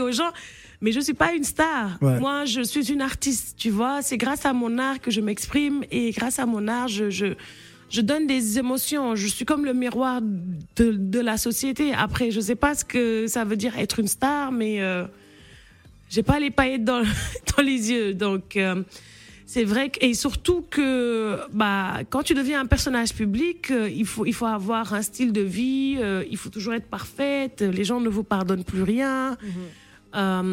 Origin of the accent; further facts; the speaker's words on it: Senegal; le fait qu'on soit né et qu'on qu'on ait grandi au Sénégal